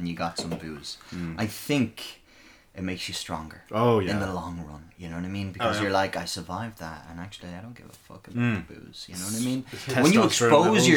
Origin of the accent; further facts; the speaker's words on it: Dublin, Leinster, Ireland; I'm from Blanchardstown, and we've basically no nightclubs out there anymore